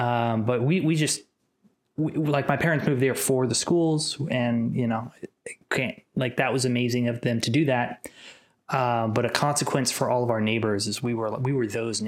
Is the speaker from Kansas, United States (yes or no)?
yes; Kansas City, Kansas, United States; now in Atlanta, United States; I'm from Kansas City, Kansas. I was grew up very close to state line